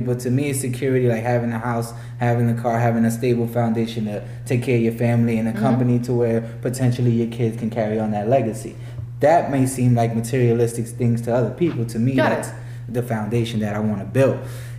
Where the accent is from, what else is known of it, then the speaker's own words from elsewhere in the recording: New York City, New York, United States; moved away; also born or lived in Tampa, Florida; I'm from the Bronx originally, but before this, I was in Tampa, Florida for like 12 years.